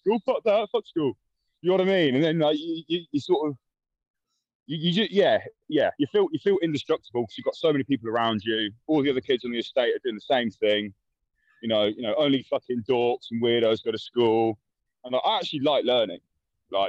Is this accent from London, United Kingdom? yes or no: yes; London, United Kingdom; I'm from South London, more specifically a place called Tulse Hill in Brixton